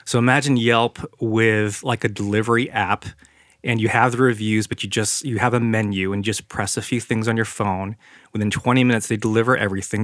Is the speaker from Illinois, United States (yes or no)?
no; San Jose, California, United States; now in Oregon, United States; We grew up in San Jose.